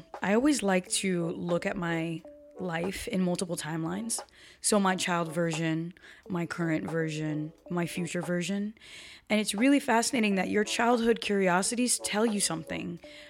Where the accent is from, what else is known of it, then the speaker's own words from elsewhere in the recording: Brazil; first language Portuguese; English is a second language; I grew up speaking Portuguese. I came with my reasons, right? Mm-hmm. And by the way, I learned English when I was 5 as well. So was born in Brazil speaking Portuguese, but I had to learn English.